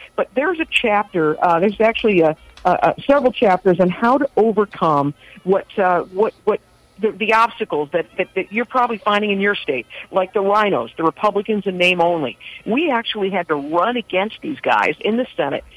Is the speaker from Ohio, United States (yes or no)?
yes; Ohio, United States; moved away as an adult; also born or lived in Florida; that is my home state.